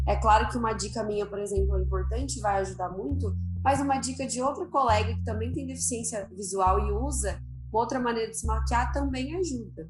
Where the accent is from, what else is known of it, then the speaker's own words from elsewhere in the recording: Ribeirão Preto, São Paulo, Brazil; eu sou de Ribeirão Preto, interior de São Paulo